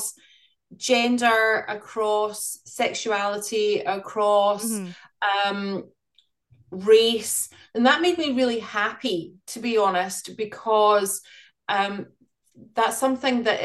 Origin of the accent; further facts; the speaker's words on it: Glasgow, Scotland, United Kingdom; moved away as an adult; also born or lived in London; now in Wellington, New Zealand; I was in Glasgow in Scotland. That's where I'm from.